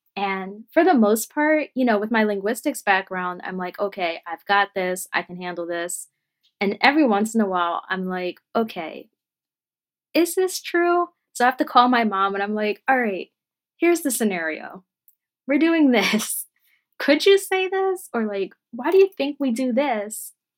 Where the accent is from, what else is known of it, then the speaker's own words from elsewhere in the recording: Philadelphia, Pennsylvania, United States; I was born and raised here in Philadelphia and the surrounding suburbs